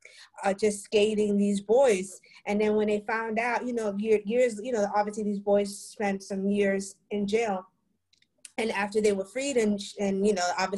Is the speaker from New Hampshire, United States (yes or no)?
no; New York City, New York, United States; now in Philadelphia, United States; as a New Yorker